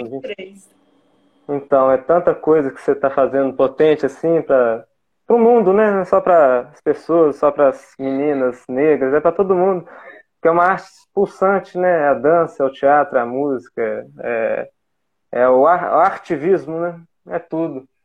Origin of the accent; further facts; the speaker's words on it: Coroa, Bahia, Brazil; eu cresci ali em Coroa.